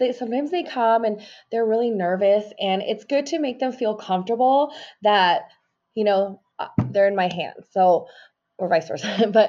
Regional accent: Mexico; I'm from Mexico, you know, and like, there's so many people

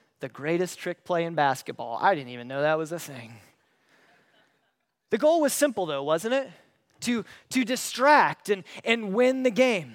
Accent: Paulding County, Ohio, United States; moved away; I grew up in Paulding County. That's where I was born and raised.

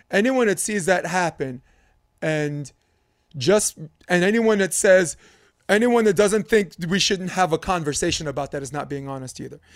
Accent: New York, United States; as a New Yorker

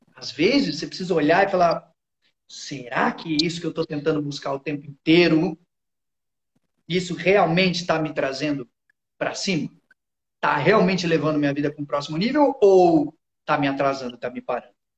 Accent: São Paulo, Brazil; moved away as an adult; Eu morei a vida toda em São Paulo

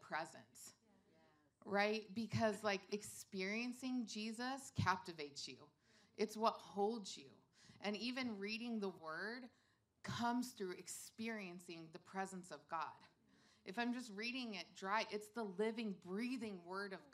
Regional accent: Colorado, United States; moved away; also born or lived in Los Angeles, California / Wisconsin; my family's originally from L.A., but I grew up mainly in Colorado, and I lived in Wisconsin for a while

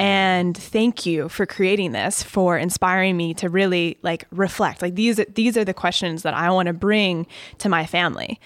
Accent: Chicago, Illinois, United States; also born or lived in Ohio; I'm from Chicago. Grew up in the suburbs. lived there until I went to college in Ohio

